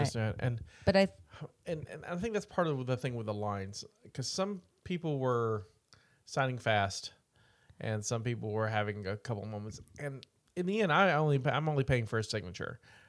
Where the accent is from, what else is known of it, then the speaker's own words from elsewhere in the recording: the South, United States; accent: twang; She heard a little what she called twang in my voice and asked me where I was from, and she's ended up from Texas, so we talked a little bit about growing up in the South.